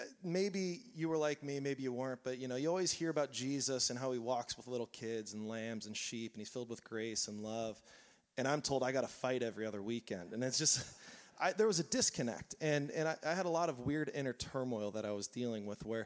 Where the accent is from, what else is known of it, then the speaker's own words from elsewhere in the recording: Southern California, United States; I grew up here in Southern California